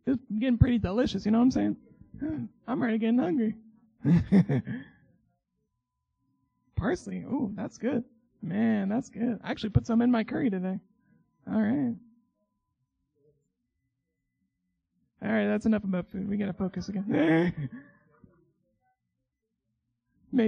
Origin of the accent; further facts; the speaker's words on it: Oklahoma, United States; moved away as an adult; now in Michigan, United States; I'm from Oklahoma